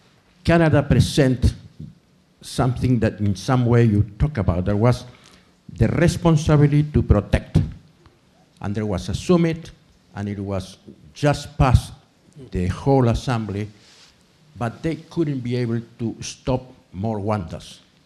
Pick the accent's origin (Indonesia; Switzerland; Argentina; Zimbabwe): Argentina; I am from Argentina.